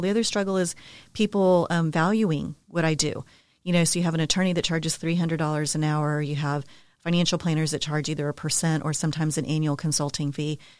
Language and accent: English; San Antonio, Texas, United States; also born or lived in Denver, Colorado; born and raised in San Antonio